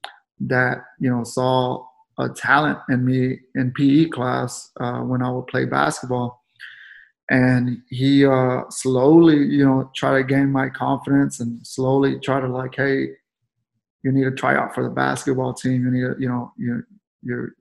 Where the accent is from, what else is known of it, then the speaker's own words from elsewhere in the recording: San Antonio, Texas, United States; I grew up the Alazanes projects, right there on Guadalupe, San Marcos, which is by JT Brackenbridge and Tafoya Middle School, and the high school is Lanier High School. I was born in San Antonio